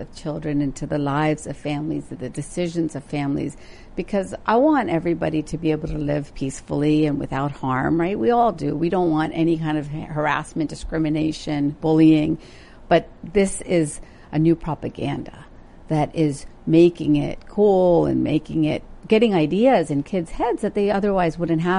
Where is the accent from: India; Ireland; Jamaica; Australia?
India; growing up in India, and then visiting, there's always been a difficult relationship with folks who are transgender.